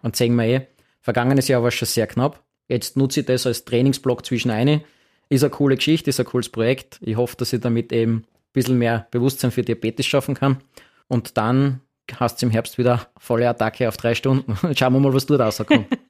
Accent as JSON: {"language": "German", "town": "Graz", "region": "Styria", "country": "Austria", "tie": "born or raised there", "said": "Graz ist meine Heimatstadt"}